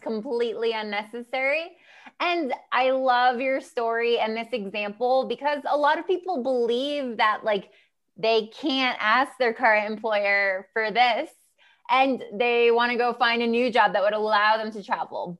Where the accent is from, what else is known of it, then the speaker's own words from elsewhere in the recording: United States; I'm American. I come from the U S